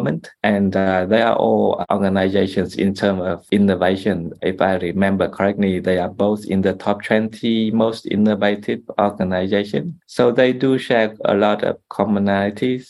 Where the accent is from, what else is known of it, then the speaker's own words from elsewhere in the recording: Vietnam; now in Australia; I am originally from Vietnam